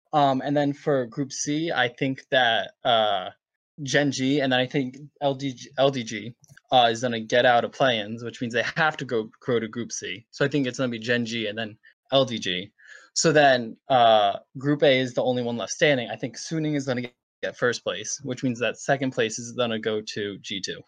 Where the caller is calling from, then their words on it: Rhode Island, United States; I'm calling from Rhode Island.